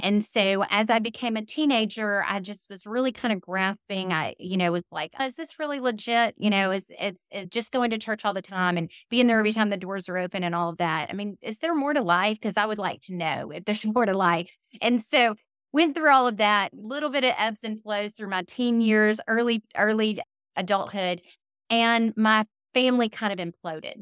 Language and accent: English; Montgomery, Alabama, United States; accent: twang; moved away; also born or lived in Warner Robins, Georgia; I was actually originally born and raised in Montgomery, Alabama, but my family is from Fort Valley, Georgia.